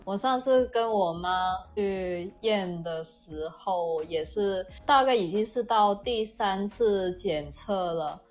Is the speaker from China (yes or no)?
yes; Guangzhou, Guangdong, China; Chinese is a second language; 我作为广州人